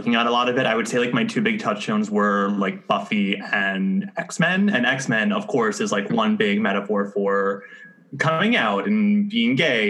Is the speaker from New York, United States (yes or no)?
yes; New York, United States; also born or lived in Woodbury, New York; I'm from Brooklyn originally. Grew up in Brooklyn proper and then moved to the suburbs, quote unquote, like 40 minutes outside the city for middle school and high school.